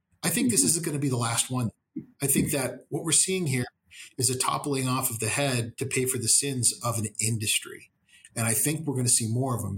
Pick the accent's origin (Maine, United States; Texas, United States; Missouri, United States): Texas, United States; those old church ladies I grew up with in Texas